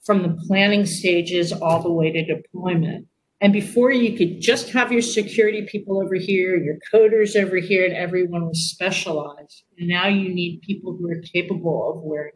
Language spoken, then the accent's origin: English; Silicon Valley, California, United States; I'm from Silicon Valley